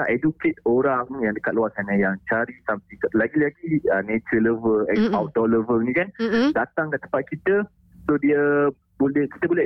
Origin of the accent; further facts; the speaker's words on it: Kuala Lumpur, Malaysia; now in Langkawi, Malaysia; walaupun saya dari KL, mm nak kena pindah ke Langkawi tu